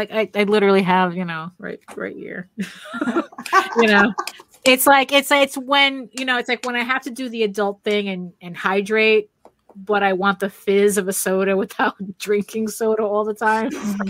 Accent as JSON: {"language": "English", "town": "Valencia", "region": "Valencian Community", "country": "Spain", "tie": "born or raised there", "also_born_or_lived": "New York", "moved": "yes", "said": "go back to Spain, to my hometown. It's a small city. It's Valencia."}